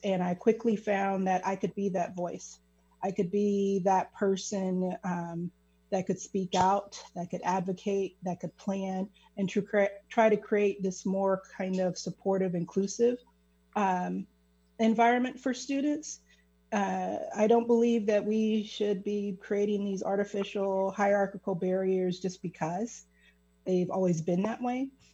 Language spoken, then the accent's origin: English; Kansas City, Missouri, United States; I'm originally from Kansas City, Missouri. So that is a hyper segregated city. And uh, just growing up, it, you're very, very aware of race